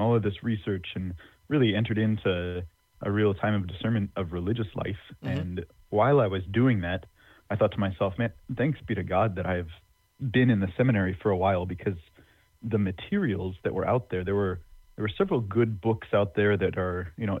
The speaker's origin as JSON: {"language": "English", "region": "Northeast Texas", "country": "United States", "tie": "born or raised there", "also_born_or_lived": "Philadelphia / Rome", "lives_now": "Tyler, United States", "said": "I grew up in Northeast Texas"}